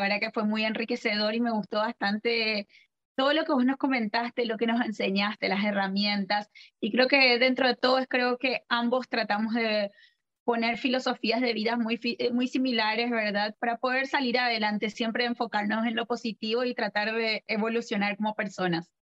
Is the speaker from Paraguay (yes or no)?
yes; Paraguay; also born or lived in Argentina / Buenos Aires; yo primero que nada soy argentina, eh, vivo en Paraguay, donde estoy actualmente, donde estamos hablando, desde donde estamos hablando. Y eh, me formé acá en el colegio, hice todo el colegio